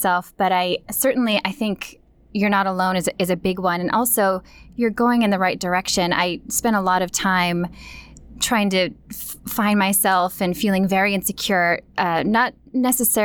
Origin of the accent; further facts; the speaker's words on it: Minnesota, United States; Growing up in Minnesota